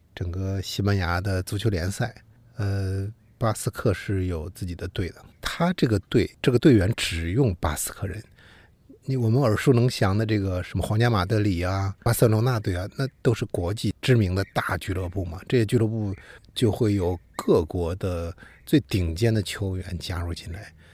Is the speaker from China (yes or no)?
yes; China; 我们中国人如果去到日本，很多字其实是能读个大概的